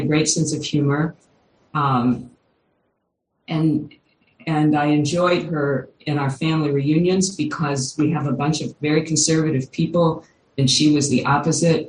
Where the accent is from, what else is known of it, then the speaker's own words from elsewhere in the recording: Kentucky, United States; I grew up in Kentucky